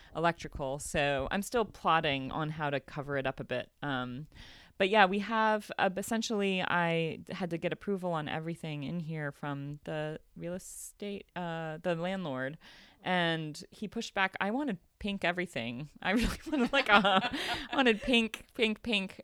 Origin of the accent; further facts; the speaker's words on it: United States; I'm American